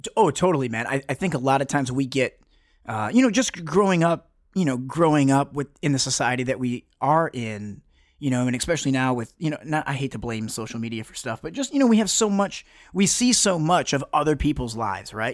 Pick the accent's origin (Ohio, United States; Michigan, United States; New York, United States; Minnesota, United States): Michigan, United States; Detroit; I grew up in, you know, I'm originally from Metro Detroit on the, uh, just outside of Southwest Detroit